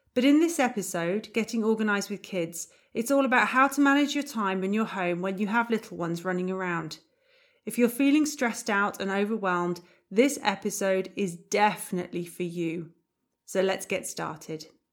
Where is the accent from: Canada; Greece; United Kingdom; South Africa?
United Kingdom; moved away as an adult; now in Germany; As a Brit